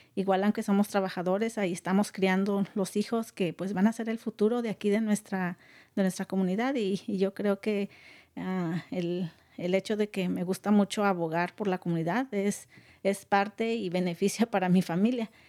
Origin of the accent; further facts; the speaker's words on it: Guanajuato, Mexico; now in California, United States; yo soy originaria de un pueblo muy pequeño de Guanajuato, México